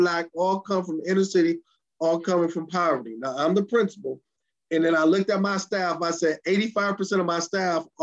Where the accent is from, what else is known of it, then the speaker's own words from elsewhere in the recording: Detroit, Michigan, United States; grew up and raised in the metropolitan Detroit area